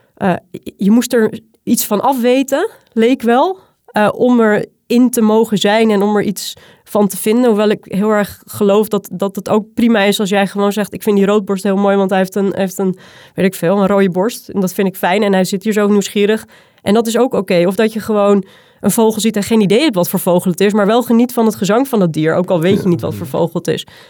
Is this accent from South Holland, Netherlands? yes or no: no; Zaanstreek, North Holland, Netherlands; moved away as an adult; now in Utrechtse Heuvelrug, Netherlands; Ik kom uit de Zaanstreek. Ik ben een, eh, een poldermeisje, ehm, opgegroeid tussen de grutto's en de kievieten